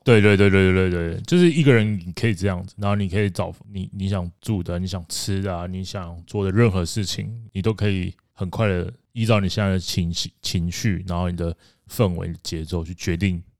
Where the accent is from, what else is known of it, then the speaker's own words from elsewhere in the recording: Kaohsiung, Taiwan; 我是高雄人